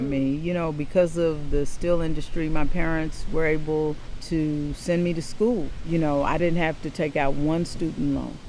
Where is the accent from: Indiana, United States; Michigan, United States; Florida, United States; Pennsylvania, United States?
Indiana, United States; Gary; Growing up in Gary was great.